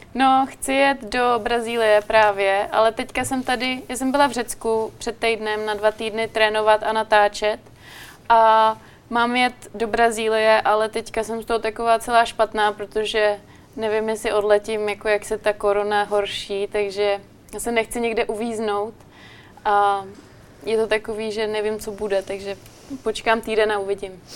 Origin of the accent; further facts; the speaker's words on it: Czechia; pocházím z České republiky